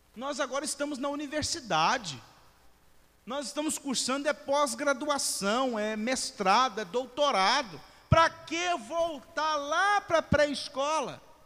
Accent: Brazil; also born or lived in Vila Velha, Espírito Santo; Eu não sou judeu. Nós nascemos no Brasil.

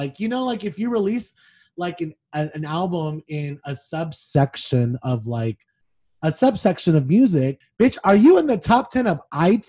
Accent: Las Vegas, Nevada, United States; I'm from Vegas

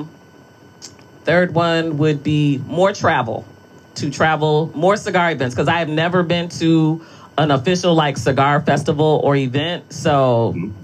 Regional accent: Detroit, Michigan, United States; I'm from Detroit

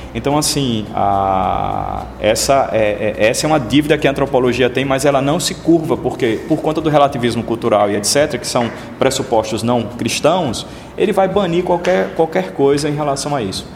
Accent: Aracaju, Sergipe, Brazil; sou sergipano de Aracaju

